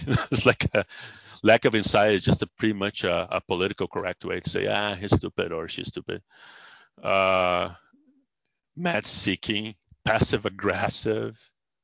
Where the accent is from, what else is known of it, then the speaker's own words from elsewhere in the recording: Brazil; English is a second language; moved away as an adult; also born or lived in San Diego, United States; now in United States; In Brazil, I was a psychologist.